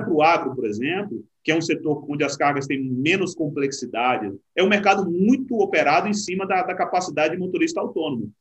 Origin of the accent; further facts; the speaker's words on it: Salvador, Bahia, Brazil; moved away; also born or lived in Uberlândia; Eu sou baiano de Salvador